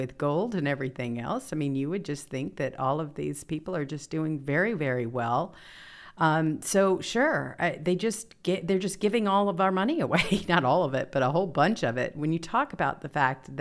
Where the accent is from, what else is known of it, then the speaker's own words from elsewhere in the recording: the South, United States; moved away; I grew up in the South